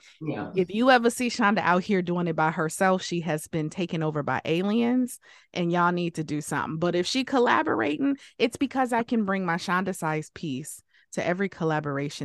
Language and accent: English; Detroit, Michigan, United States; I grew up in Detroit